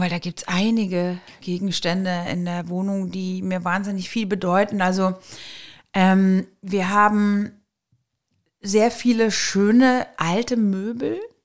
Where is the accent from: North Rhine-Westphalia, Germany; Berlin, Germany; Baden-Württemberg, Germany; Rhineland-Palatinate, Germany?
North Rhine-Westphalia, Germany; Eschweiler; geboren in Eschweiler, also eine Öscherprinte sozusagen